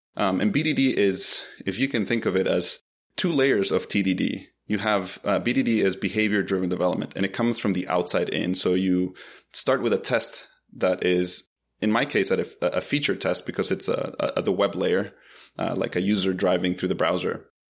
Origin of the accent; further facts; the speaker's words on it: Bolivia; also born or lived in Philadelphia, United States / Boston, United States; now in Atlanta, United States; I'm originally from Bolivia